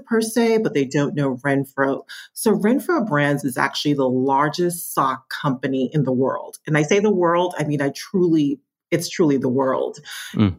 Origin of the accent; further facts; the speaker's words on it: New York, United States; also born or lived in Kingston, Jamaica; I did migrate to the States when I was seven. So, very, very, very young. I grew up in New York